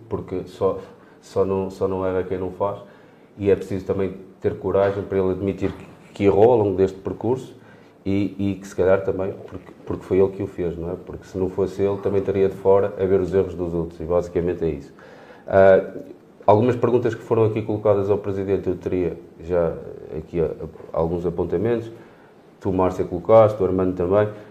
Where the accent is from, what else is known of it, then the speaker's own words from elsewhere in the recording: Peso da Régua, Vila Real District, Portugal; sou da régua